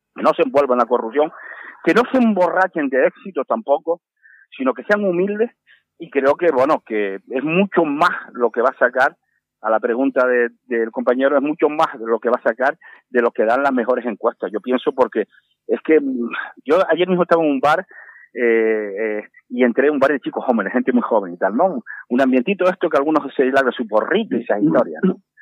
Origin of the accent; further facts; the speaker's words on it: Canary Islands, Spain; los canarios somos muy aseados por nuestro clima